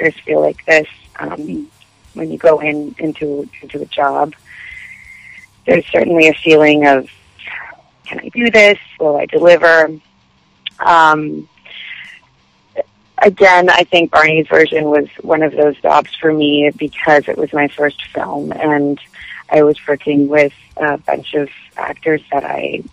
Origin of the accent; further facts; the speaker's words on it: Montreal, Quebec, Canada; also born or lived in Los Angeles, United States; And I'm from Montreal, so French is my second language